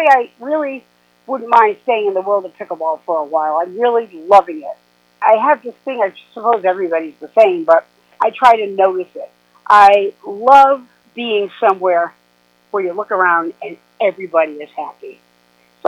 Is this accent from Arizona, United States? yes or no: no; South Coast of Massachusetts, United States; moved away; also born or lived in New York; I lived in New York for over 40 years, but I grew up here in South Coast of Massachusetts, and I moved back